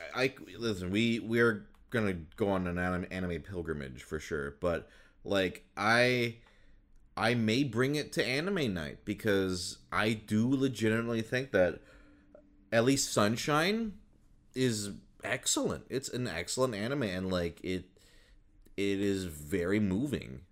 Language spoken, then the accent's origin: English; Minnesota, United States; I grew up in Minnesota